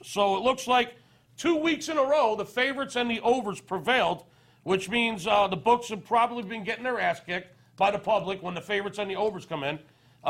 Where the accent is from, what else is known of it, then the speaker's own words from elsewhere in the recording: Philadelphia, Pennsylvania, United States; I'm from Philadelphia.